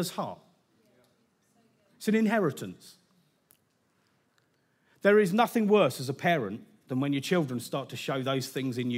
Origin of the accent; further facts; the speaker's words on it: United Kingdom; Now, I'm British. We'd like to keep our expectations, our expressions quite restrained.